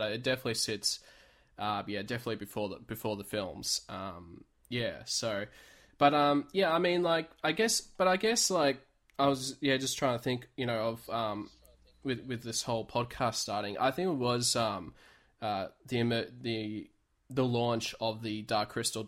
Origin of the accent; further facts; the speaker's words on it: Melbourne, Victoria, Australia; I'm from Melbourne in Australia